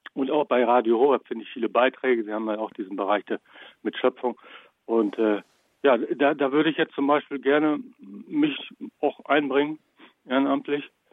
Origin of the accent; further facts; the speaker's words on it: Bad Iburg, Lower Saxony, Germany; Jetzt wird nicht jeder Bad Iburg kennen, wo ich herkomme. Das liegt äh, südlich von Osnabrück in Niedersachsen